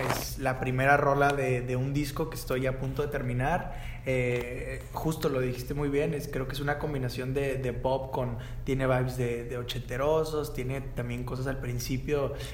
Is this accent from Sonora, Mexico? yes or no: no; Monterrey, Nuevo León, Mexico; moved away as an adult; also born or lived in Argentina / Los Angeles; now in Mexico City, Mexico; Crecí en Monterrey toda la vida, aquí crecí. Eh, me fui hace cuatro años